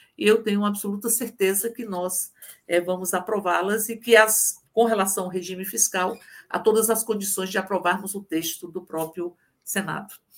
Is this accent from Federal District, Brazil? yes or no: yes; Brasília, Federal District, Brazil; Eu, que sou de Brasília